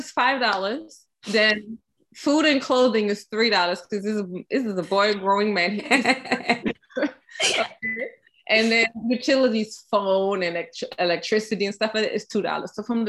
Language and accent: English; Germany; moved away; So I was born and raised in Germany and grow up in a mixed culture of German and Ghanaian. So it's important to me that he has that too. I speak German to him